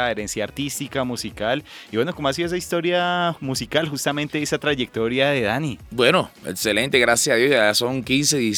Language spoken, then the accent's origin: Spanish; Cartagena, Bolívar, Colombia; Bueno, este video lo hicimos en mi ciudad natal, Cartagena. Lo hicimos en Cartagena